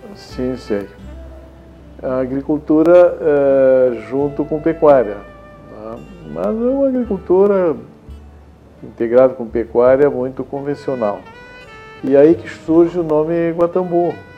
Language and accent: Portuguese; Rio Grande do Sul, Brazil; accent: fronteiriço; also born or lived in Cachoeira do Sul / Santana do Livramento / Porto Alegre / Santa Maria; Então eu me considero fronteiriço, eu me criei na fronteira. Né? O sotaque é fronteiriço